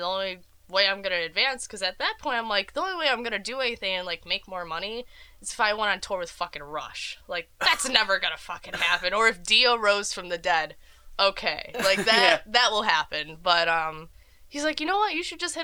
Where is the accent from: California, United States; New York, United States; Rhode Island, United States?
New York, United States; Rochester; I grew up in Rochester, New York